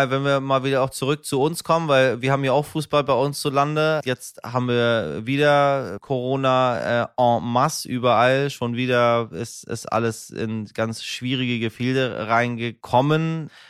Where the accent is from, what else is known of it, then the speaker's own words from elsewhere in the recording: Persian Gulf, Iran; Insbesondere als Iraner, meine Damen und Herren, auch ich stamme vom persischen Golf